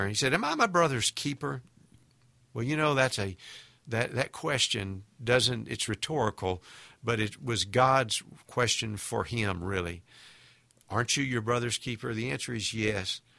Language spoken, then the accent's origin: English; United States; We as American Christians